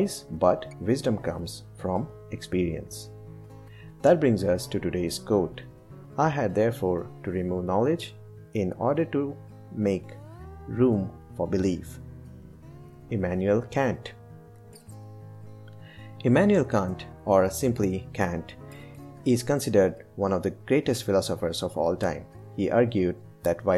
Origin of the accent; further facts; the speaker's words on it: India; as an Indian, since childhood, I've observed everyone around me carrying some beliefs